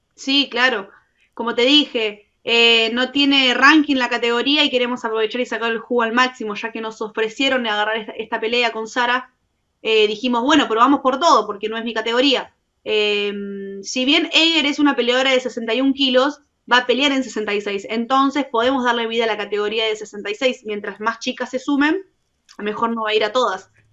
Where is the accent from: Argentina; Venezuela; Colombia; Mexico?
Argentina; soy la argentina número dos y soy la primera en firmar desde Argentina